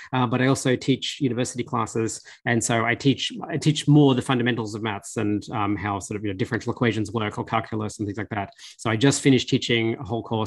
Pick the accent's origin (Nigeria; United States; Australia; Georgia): Australia; I grew up in Australia, I was very working class.